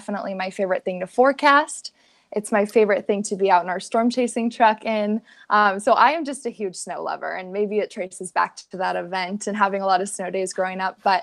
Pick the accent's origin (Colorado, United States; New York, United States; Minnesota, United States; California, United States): Colorado, United States; Littleton; I grew up in Littleton, which is sort of on the south side of Denver